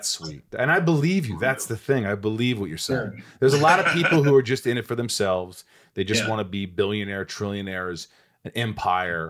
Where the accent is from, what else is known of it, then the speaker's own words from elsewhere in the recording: Indiana, United States; I grew up in Indiana.